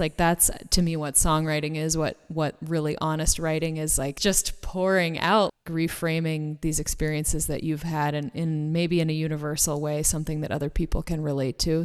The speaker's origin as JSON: {"language": "English", "town": "Boston", "region": "Massachusetts", "country": "United States", "moved": "yes", "lives_now": "Los Angeles, United States", "said": "I'm originally from the Boston area. I live in LA now"}